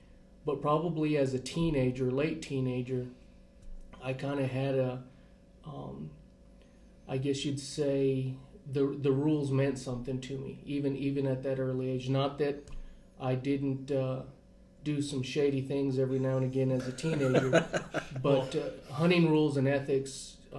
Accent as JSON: {"language": "English", "town": "Capitan", "region": "New Mexico", "country": "United States", "tie": "born or raised there", "also_born_or_lived": "Las Cruces, New Mexico / Farmington, New Mexico", "said": "I grew up in Captain, New Mexico, small community, rural community, ranching community. Grew up there hunting, fishing, trapping, and then went to school at New Mexico State in Las Cruces"}